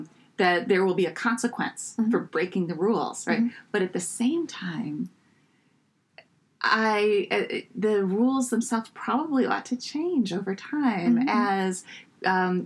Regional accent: United States; as an American

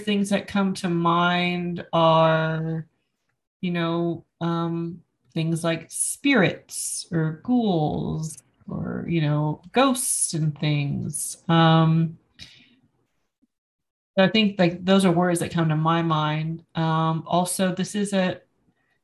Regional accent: United States; I was raised in the United States

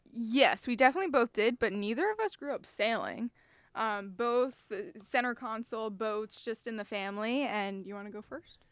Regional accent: Jupiter, Florida, United States; moved away; Jupiter, Florida. Beautiful, beautiful place to grow up.

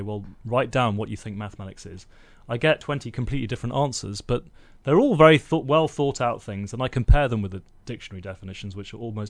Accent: London, United Kingdom; born there; accent: Indian; now in Bellingham, United States; Yeah, I was born in London, and I actually had an Indian accent till I was 13, and my parents sent me away to a boarding school, and I got this posh accent.

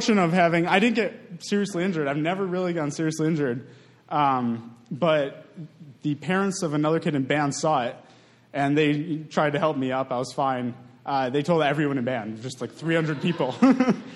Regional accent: Madison, Wisconsin, United States; I grew up in Madison, about a block from Camp Randall

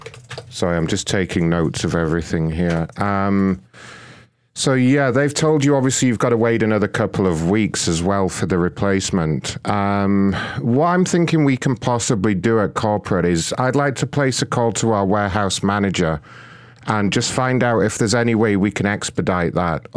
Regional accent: United Kingdom; now in United States; No, I'm British, but I've moved to the United States about 2 years ago now.

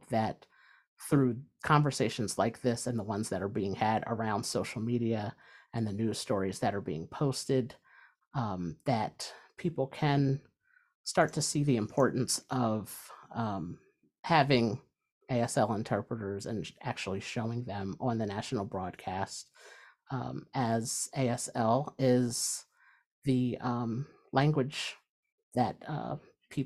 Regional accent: New Jersey, United States; I'm from New Jersey

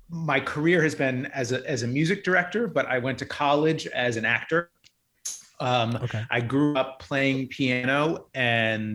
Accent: Ohio, United States; I'm from the Midwest. I grew up in Ohio

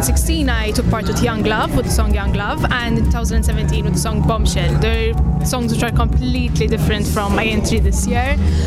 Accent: Malta; I'm from Malta.

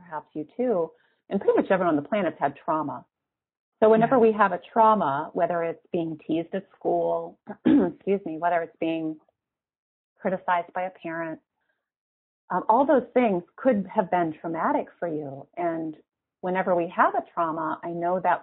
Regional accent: Midwest, United States; we're both from the Midwest

